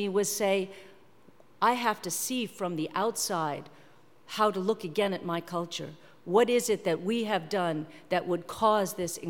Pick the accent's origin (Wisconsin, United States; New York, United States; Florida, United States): New York, United States; I'm from New York. I saw it out my window